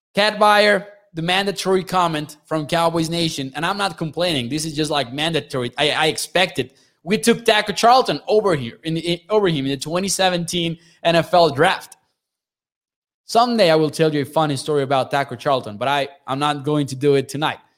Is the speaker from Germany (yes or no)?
no; Mexico; I'm from Mexico